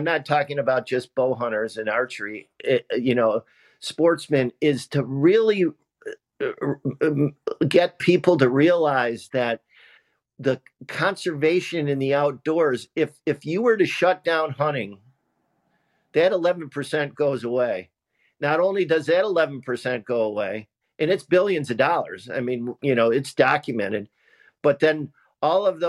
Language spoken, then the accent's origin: English; Central New York, United States; When I was growing up in Central New York